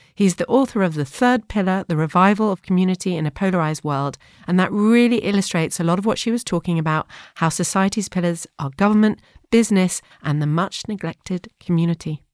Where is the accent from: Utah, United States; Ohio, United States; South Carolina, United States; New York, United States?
New York, United States; moved away; also born or lived in Canada; I grew up in New York